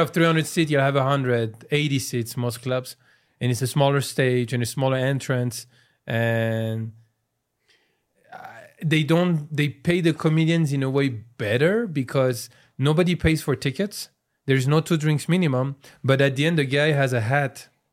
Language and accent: English; France; accent: French; English is a second language; moved away as an adult; also born or lived in Iran; now in United States; I'm from France, so, until I was nineteen